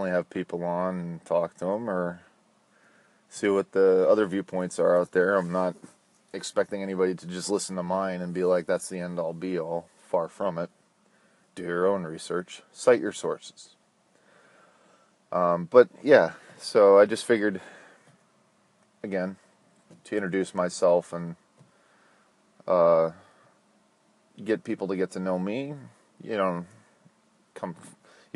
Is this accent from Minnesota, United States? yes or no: yes; Minnesota, United States; now in Florida, United States; I was born in Minnesota. I now live in Florida